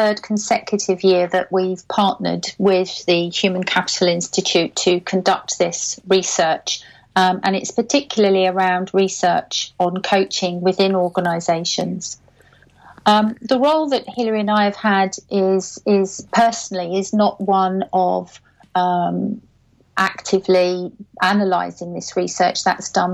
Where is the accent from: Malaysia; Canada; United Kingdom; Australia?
United Kingdom; Caterham, South East England; my hometown a bit of an airing. It's called Caterham, and it's near Gatwick Airport.